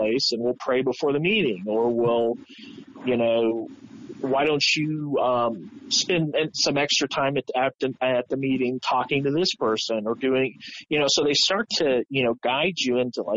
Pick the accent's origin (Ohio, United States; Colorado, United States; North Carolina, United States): Ohio, United States; Columbus; I was a Columbus kid.